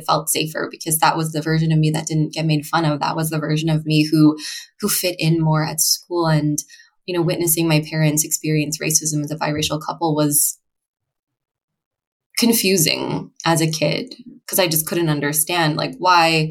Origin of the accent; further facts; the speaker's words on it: Annapolis, Maryland, United States; I grew up in Annapolis, Maryland.